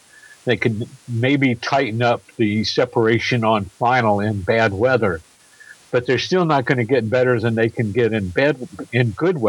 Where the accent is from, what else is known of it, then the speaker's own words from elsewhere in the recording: across the river from Louisville, Indiana, United States; my hometown is right across the river